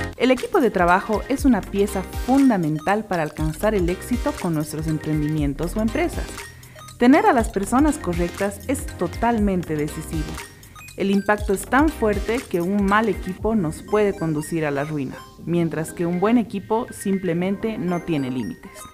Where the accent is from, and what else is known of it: Bolivia